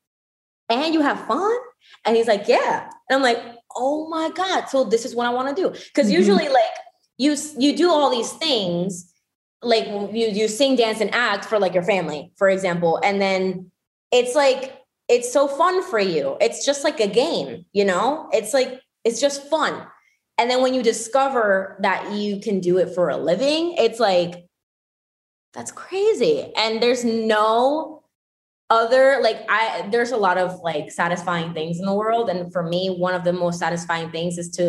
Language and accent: English; Puerto Rico; moved away as an adult; I'm literally born and raised in Puerto Rico